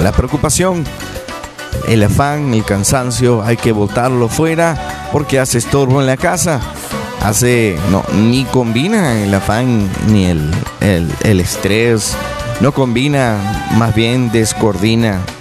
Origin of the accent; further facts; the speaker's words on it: Venezuela; moved away; nosotros que somos venezolanos, y estamos acá